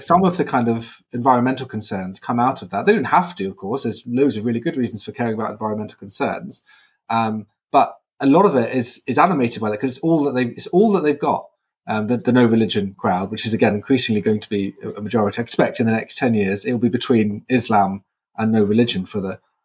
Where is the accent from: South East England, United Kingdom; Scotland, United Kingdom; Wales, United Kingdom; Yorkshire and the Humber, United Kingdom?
South East England, United Kingdom; Brighton; moved away; I was in Brighton, my hometown